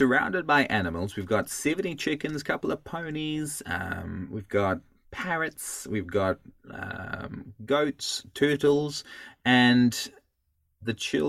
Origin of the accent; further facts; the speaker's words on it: South Africa; also born or lived in Auckland, New Zealand; now in Hokitika, New Zealand; I'm originally from, as you can hear from my voice, this is not the Kiwi accent that you'd expect. It's I'm South African originally, and we moved to New Zealand.